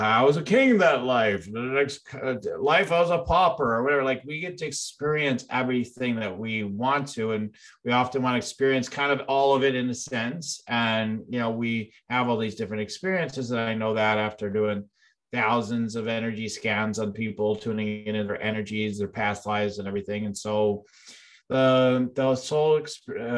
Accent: Illinois, United States; I'm actually from Illinois

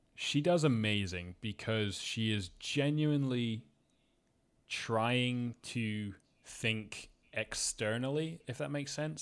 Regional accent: Scotland, United Kingdom; I was raised in Scotland

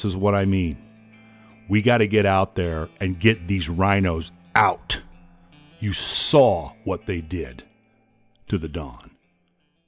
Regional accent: Bay Area, Northern California, United States; I'm from the Bay Area. I was born and raised there

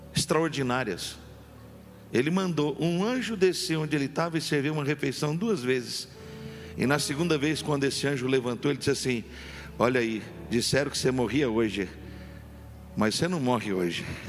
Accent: Campinas, São Paulo, Brazil; Eu sou de Campinas, estado de São Paulo

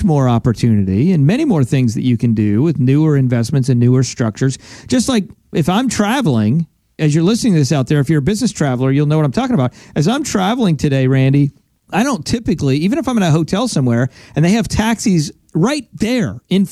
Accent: Pennsylvania, United States; moved away; I'm from Pennsylvania originally

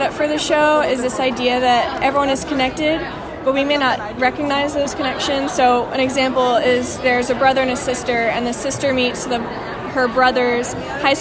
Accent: Colorado, United States; moved away as an adult; also born or lived in Texas; now in Waco, United States; I am from Colorado. But, you know, I've been in Texas for the past 3.5 years

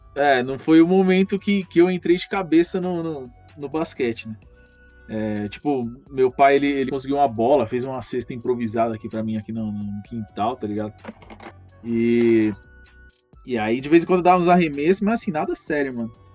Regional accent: Mauá, São Paulo, Brazil; Sou de Mauá, né? o Santo André é colado aqui

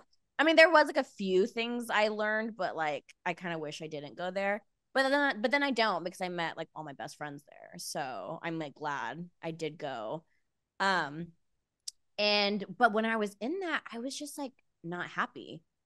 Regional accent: Visalia, California, United States; I grew up in Visalia. It's like 3 hours north

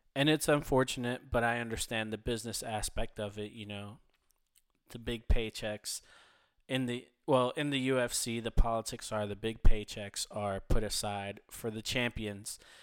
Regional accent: Philadelphia, Pennsylvania, United States; my hometown, Philadelphia, Pennsylvania

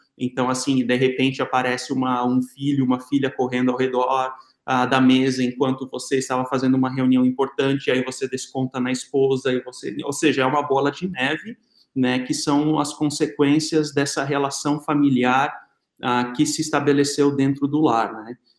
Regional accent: Santa Catarina, Brazil; nós somos de Santa Catarina

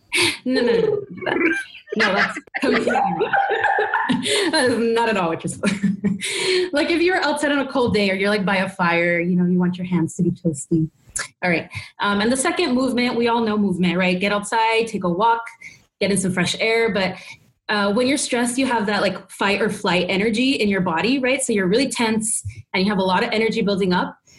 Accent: Texas, United States; I grew up in Texas

